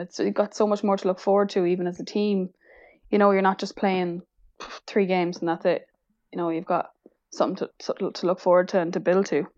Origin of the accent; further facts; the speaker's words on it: Sligo, Connacht, Ireland; also born or lived in Galway; I'm from Connacht, so Galwegians was the A I L team closest to me